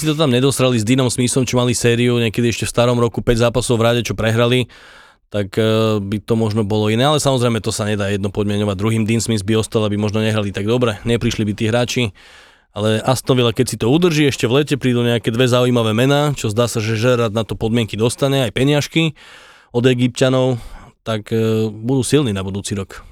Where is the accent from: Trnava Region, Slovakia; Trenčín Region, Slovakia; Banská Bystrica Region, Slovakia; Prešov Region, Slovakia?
Trnava Region, Slovakia; Pusté Úľany; ja som z Pusty Ulan